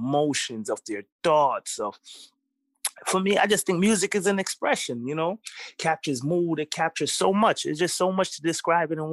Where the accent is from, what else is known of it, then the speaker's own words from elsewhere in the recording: New York City, New York, United States; also born or lived in Kingston, Jamaica / the South (US); I'm Jamaican. I was born in Jamaica, mm-hmm. and I grew up in Brooklyn, New York